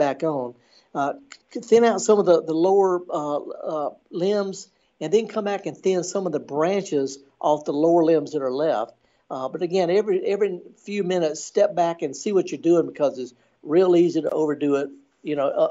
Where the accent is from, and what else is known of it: Indianola, Mississippi, United States; born or raised there